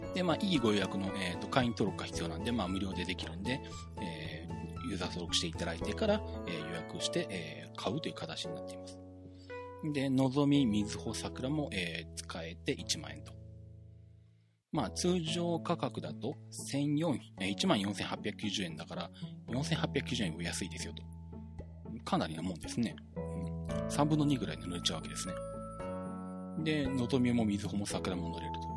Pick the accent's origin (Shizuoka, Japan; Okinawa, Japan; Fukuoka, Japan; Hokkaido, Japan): Shizuoka, Japan; 地元の静岡県内